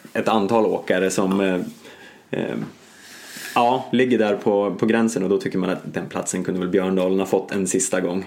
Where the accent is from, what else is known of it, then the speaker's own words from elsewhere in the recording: Stockholm, Stockholm County, Sweden; som Stockholmsbo